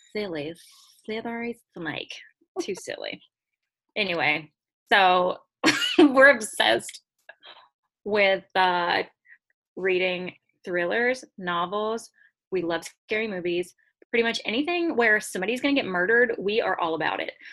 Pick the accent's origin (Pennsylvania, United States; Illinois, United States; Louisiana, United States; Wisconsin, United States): Louisiana, United States; Piney Woods; I'm from Piney Woods, Louisiana